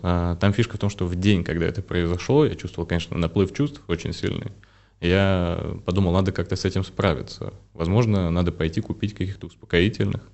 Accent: Belarus; я, вот по сути своей, это белорус вырос в белорусской семье, там с мамой, с бабушкой, дедушкой. Я прям белорус-белорус.

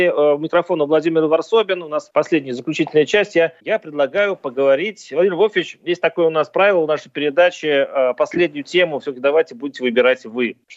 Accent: Saint Petersburg, Russia; born there; родился в Питере, да, это я, я родился в Питере, но я не вырос э, в питерских школах

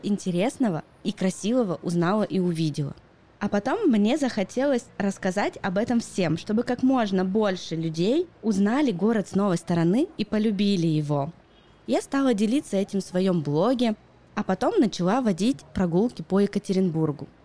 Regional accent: Yekaterinburg, Sverdlovsk Oblast, Russia; born or raised there

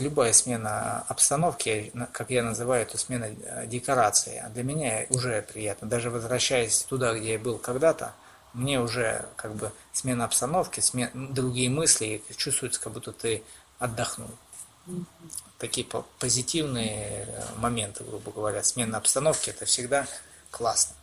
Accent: Oryol, Oryol Oblast, Russia; also born or lived in Omsk; Хоть я и родился в Омске, но в Орле всю свою жизнь практически прожил

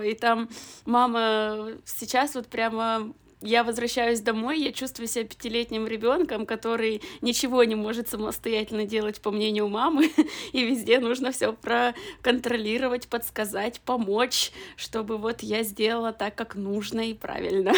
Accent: Perm, Perm Krai, Russia; moved away as an adult; now in Moscow, Russia; в родном городе

